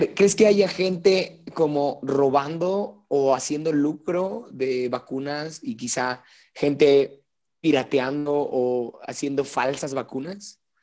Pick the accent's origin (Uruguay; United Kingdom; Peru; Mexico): Mexico